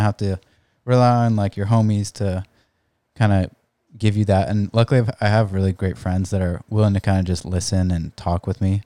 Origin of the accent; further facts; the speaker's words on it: San Diego, California, United States; I grew up in La Jolla, uh, s, like, we've never lived anywhere else.